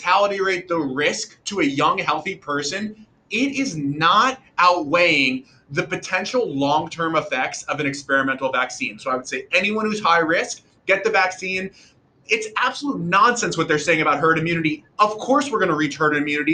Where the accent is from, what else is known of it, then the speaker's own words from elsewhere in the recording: New York, United States; as a New Yorker